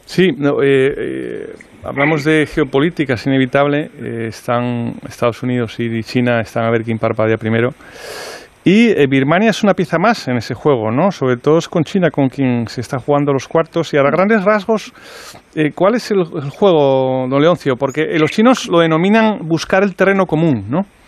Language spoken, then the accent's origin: Spanish; Asturias, Spain; yo que soy asturiano